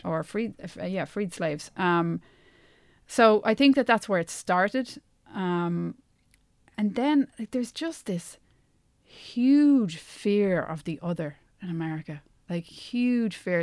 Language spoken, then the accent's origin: English; Ireland; accent: Irish; moved away as an adult; also born or lived in United States; my Irish accent